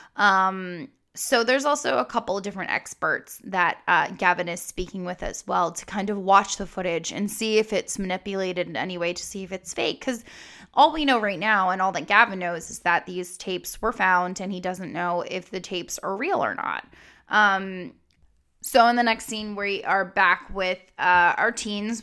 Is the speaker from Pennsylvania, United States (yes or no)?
yes; Philadelphia, Pennsylvania, United States; I am from the Pennsylvania, Philadelphia area